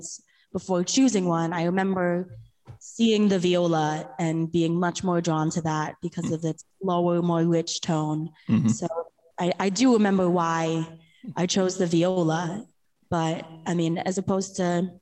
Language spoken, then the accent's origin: English; New York, United States; I grew up in New York